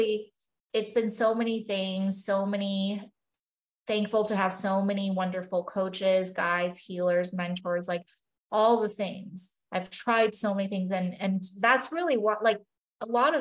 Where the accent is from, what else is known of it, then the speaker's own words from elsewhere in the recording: Taiwan; moved away; I grew up in Taiwan and a traditional Chinese background and values